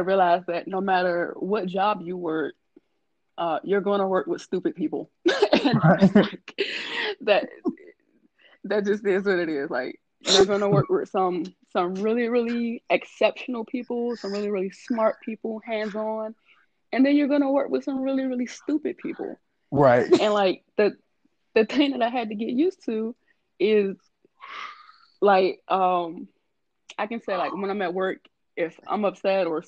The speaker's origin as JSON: {"language": "English", "town": "Washington", "region": "District of Columbia", "country": "United States", "tie": "born or raised there", "moved": "yes", "said": "Born and raised in Washington D.C."}